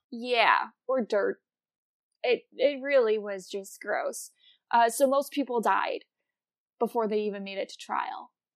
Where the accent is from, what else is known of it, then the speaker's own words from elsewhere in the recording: Wisconsin, United States; also born or lived in Virginia; where I grew up in Wisconsin